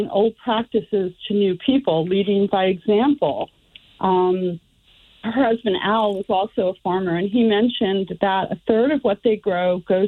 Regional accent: New York City, New York, United States; moved away as an adult; also born or lived in Connecticut; now in Easton, Connecticut, United States; I was born and raised in Manhattan, but my family always had a place in Connecticut

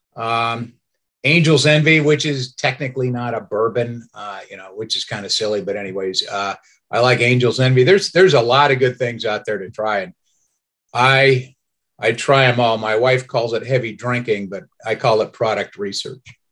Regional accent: Arizona, United States; moved away; I am from Arizona.

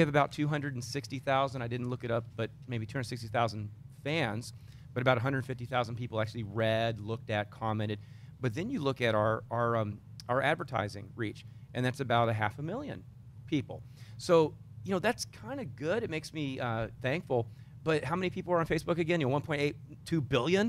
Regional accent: Texas, United States; accent: Texan

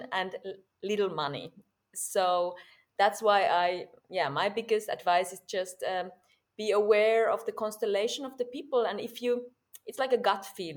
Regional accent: Finland; English is a second language; moved away as an adult; now in Berlin, Germany; I'm from Finland, and in Finland I fell in love with theater when I was 19

